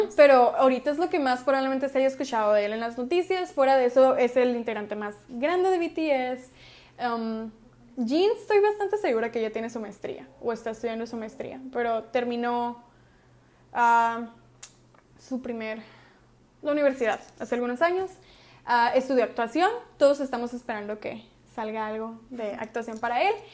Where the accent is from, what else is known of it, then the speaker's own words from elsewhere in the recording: Hermosillo, Sonora, Mexico; somos de Hermosillo